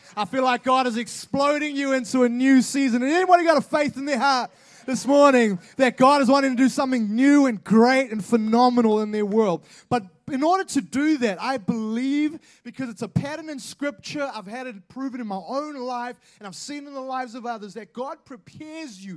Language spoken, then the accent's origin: English; Auckland, New Zealand; I am from Auckland